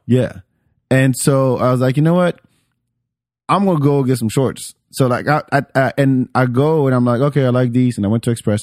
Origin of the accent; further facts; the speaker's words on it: France; moved away; I grew up in France